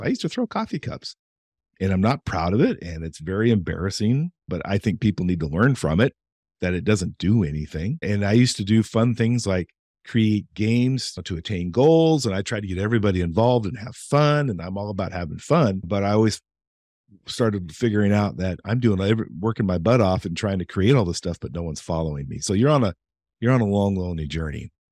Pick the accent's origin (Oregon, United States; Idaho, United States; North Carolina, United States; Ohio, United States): Oregon, United States; Eastern; growing up in Eastern Oregon, and my parents were always civic minded.